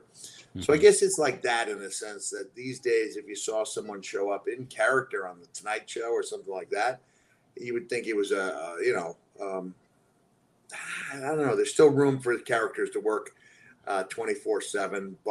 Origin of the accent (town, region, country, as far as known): Long Island, New York, United States; accent: Long Island